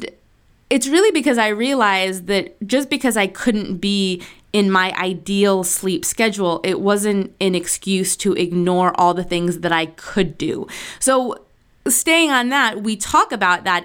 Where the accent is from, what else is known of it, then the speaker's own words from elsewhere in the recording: Argentina; moved away; I was born in Argentina, so I have all of my aunts and my uncles and my cousins and my second cousins and my great aunts and uncles. They're all there.